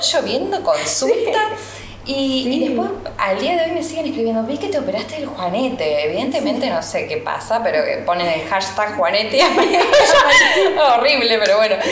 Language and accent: Spanish; Sunchales, Santa Fe, Argentina; yo crecí en Sunchales